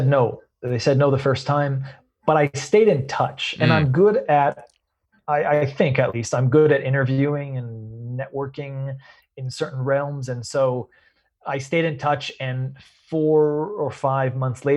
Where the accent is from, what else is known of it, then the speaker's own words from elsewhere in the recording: Redwood City, California, United States; I was born and raised in Redwood City